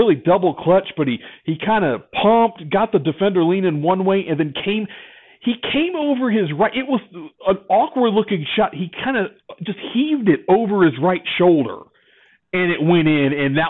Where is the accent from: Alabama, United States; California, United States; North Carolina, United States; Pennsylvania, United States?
North Carolina, United States; I'm from North Carolina.